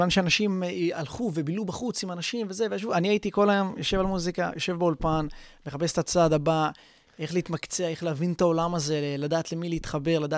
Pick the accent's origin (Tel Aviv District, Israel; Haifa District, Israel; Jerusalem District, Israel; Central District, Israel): Haifa District, Israel; Haifa; הייתי שחקן כדורגל במכבי חיפה, אני במקור מחיפה